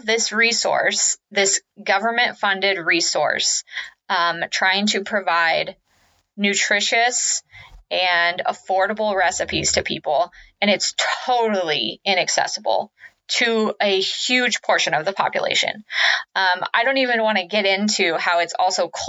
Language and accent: English; Kansas, United States; I am from the Midwest, which a lot of you know, I'm from Kansas